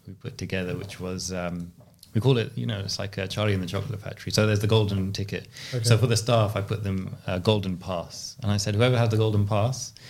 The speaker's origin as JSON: {"language": "English", "region": "London", "country": "United Kingdom", "tie": "born or raised there", "said": "I grew up here in West London"}